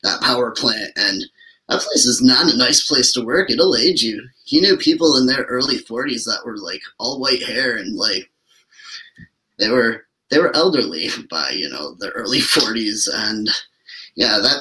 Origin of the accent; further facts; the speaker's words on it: Lansing, Michigan, United States; it's my hometown.